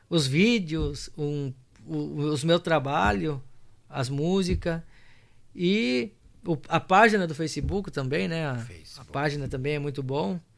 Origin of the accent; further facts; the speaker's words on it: Rio Grande do Sul, Brazil; digo que eu, daqui um pouco já não bolei a perna para minha terra vermelha lá, missioneira, né?